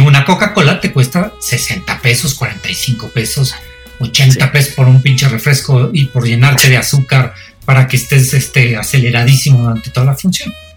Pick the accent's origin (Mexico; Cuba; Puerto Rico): Mexico; yo soy mexicano